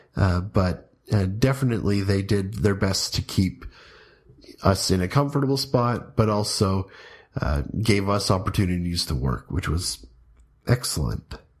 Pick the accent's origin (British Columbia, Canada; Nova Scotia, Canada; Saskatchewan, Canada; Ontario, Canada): Ontario, Canada; Trout Creek; also born or lived in Huntsville, Ontario; now in Strathroy, Canada; We moved to Trout Creek, or Laurier Township, from Huntsville, the place of my birth, in nineteen ninety-two